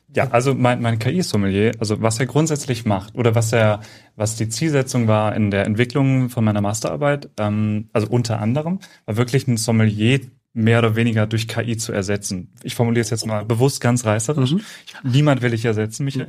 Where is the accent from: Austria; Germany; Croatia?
Germany; Central Hesse; moved away as an adult; also born or lived in Würzburg; now in Cologne, Germany; ich komme ursprünglich aus Mittelhessen